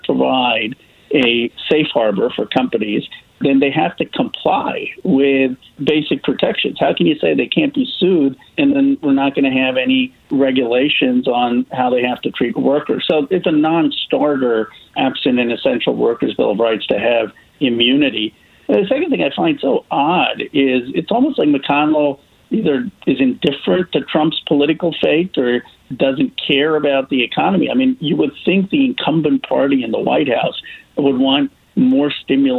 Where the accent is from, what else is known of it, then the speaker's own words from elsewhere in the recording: California, United States; my home state of California